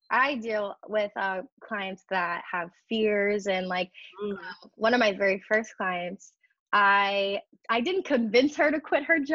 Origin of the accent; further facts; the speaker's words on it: Midwest, United States; also born or lived in California; the Midwest where I'm from